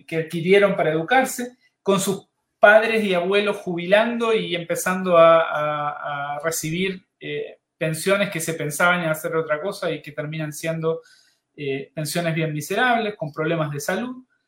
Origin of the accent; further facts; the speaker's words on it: Uruguay; moved away as an adult; now in Chile; mi país de origen, Uruguay